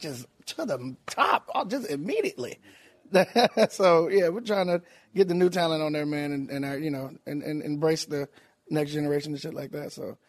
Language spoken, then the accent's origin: English; Tallahassee, Florida, United States; Tallahassee, Florida. All right. Man. Yes.